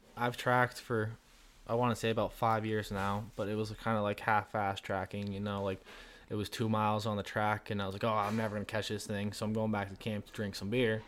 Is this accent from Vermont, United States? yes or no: yes; southern Vermont, United States; also born or lived in Colorado; I'm from Vermont with Isaac. We're both in southern Vermont